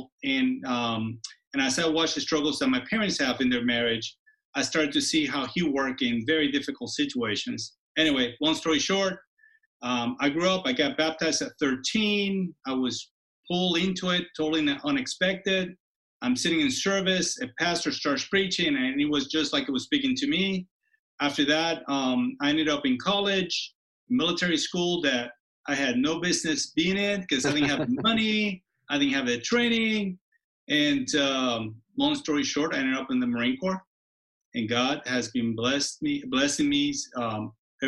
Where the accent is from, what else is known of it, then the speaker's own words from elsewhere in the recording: Puerto Rico; I was born in Puerto Rico.